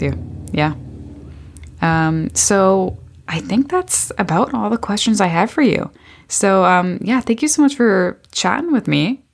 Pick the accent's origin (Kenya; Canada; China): Canada; Beamsville, Ontario; I'm from Beamsville.